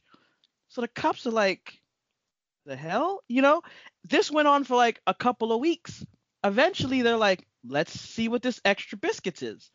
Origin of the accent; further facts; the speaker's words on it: Miami, Florida, United States; moved away; we're from Miami